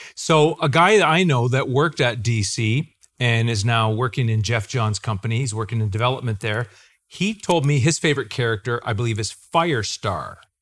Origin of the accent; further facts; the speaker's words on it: Clinton, Ontario, Canada; You and I and Isaac are all from a town called Clinton, Ontario in Canada